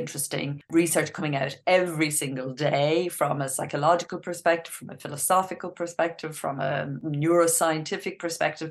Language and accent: English; Ireland; I grew up in Ireland, as you can probably hear from the accent